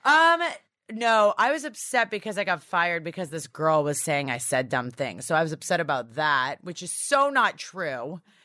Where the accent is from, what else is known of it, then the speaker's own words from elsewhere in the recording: Toronto, Ontario, Canada; now in United States; I'm from Toronto